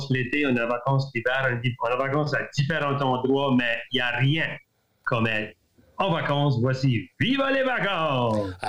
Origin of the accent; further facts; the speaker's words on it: New Brunswick, Canada; on, aime de, dire qu'on est acadien, on aime notre culture